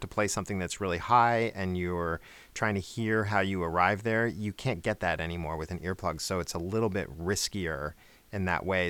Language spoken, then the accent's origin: English; outside of New York, United States; now in Atlanta, United States; I grew up outside of New York